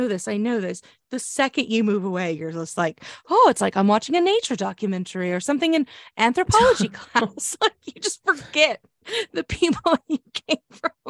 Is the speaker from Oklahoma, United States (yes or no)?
yes; Oklahoma, United States; Police in my home state of Oklahoma responded this week